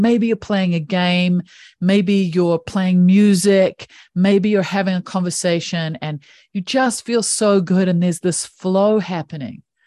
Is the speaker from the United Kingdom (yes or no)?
no; New Zealand; I have this funky little accent that comes from one of the most beautiful countries in the world. I grew up in New Zealand